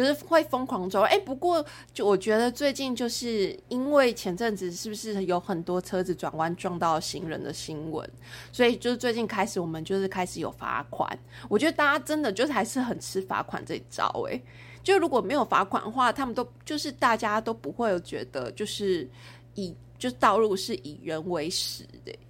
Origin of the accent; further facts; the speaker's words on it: Taipei, Taiwan; 真的，我跟你讲，我就是台北人，然后去到南部，然后没有红绿灯，我觉得好痛苦